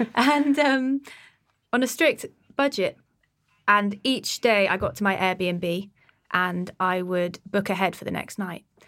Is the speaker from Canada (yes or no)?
no; Exeter, South West England, United Kingdom; my hometown in Exeter